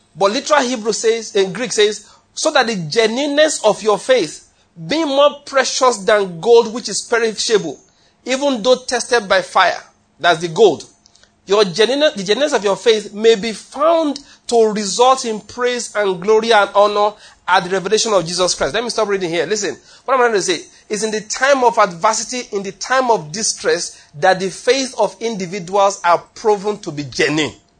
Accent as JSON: {"language": "English", "region": "Ondo", "country": "Nigeria", "tie": "born or raised there", "also_born_or_lived": "Benin City, Edo / Taraba / Lagos", "moved": "as an adult", "lives_now": "Enugu, Nigeria", "said": "I was born in Ondo State, did my university, University of Benin"}